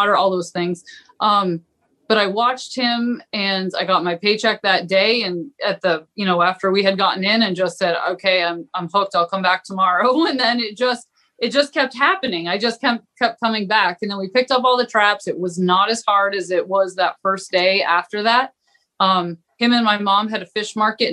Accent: Southwest Harbor, Maine, United States; I grew up on Southwest Harbor, so fishermen were, you know, I got woken up to clam diggers every morning

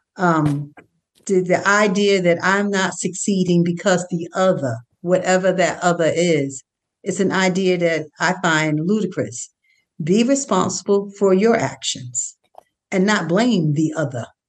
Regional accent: United States; I'm an American. This is my country. This is the country that I was born

